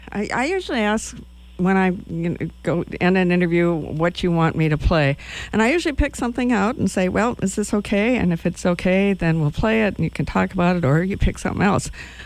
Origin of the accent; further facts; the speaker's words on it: Wisconsin, United States; now in Lincoln, Nebraska, United States; I'm from Wisconsin. Not that that's like a metropolitan area